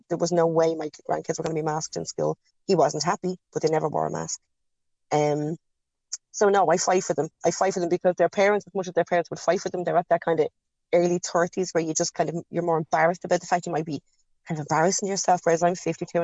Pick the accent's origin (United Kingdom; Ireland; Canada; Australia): Ireland; We grew up in Catholic Ireland